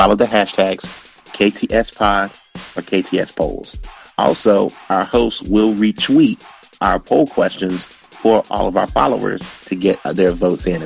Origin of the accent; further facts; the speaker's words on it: Greensboro, North Carolina, United States; I'm from Greensboro, North Carolina